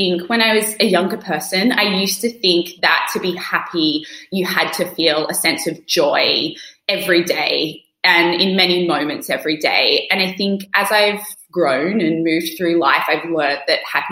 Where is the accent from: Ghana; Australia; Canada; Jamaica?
Australia; also born or lived in United Kingdom; now in New York, United States; I'm an Australian living in New York and I lived in the UK for many years